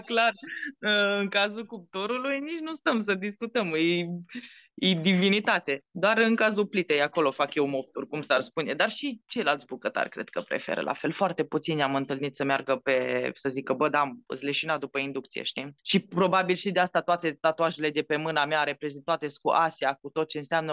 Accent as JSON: {"language": "Romanian", "town": "Baia Mare", "region": "Maramureș County", "country": "Romania", "tie": "born or raised there", "also_born_or_lived": "Bucharest", "accent": "Transylvanian", "moved": "as an adult", "said": "nu m-am născut în Filipine, m-am născut în Baia Mare"}